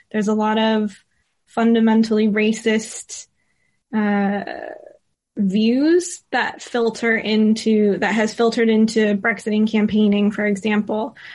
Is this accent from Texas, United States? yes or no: no; California, United States; now in London, United Kingdom; growing up in California and now living in the U K and particularly in London